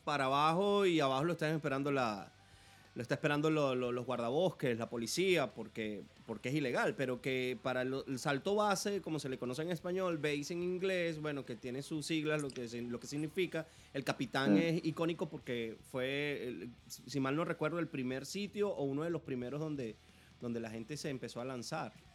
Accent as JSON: {"language": "Spanish", "town": "Ciudad Bolívar", "region": "Bolívar", "country": "Venezuela", "moved": "yes", "said": "yo soy de Ciudad Bolívar y resulta que, que después que nos vinimos, que, que, tengo años viviendo aquí"}